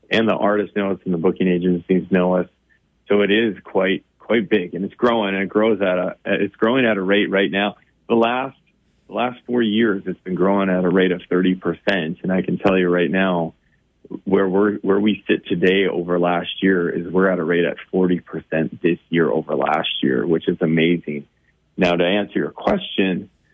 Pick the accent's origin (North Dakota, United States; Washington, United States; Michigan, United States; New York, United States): North Dakota, United States; Bismarck; I grew up in Bismarck